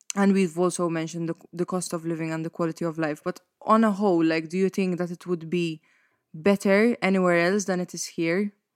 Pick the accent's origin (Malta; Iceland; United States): Malta; Mosta; when I stay at my parents' house in Mosta, which is my hometown, and also the house that I grew up